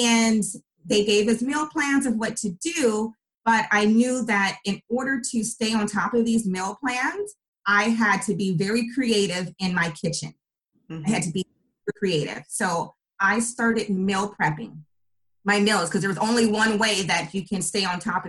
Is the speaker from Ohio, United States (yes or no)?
no; Bay Area, California, United States; I am from the Bay Area, born and raised in the Bay Area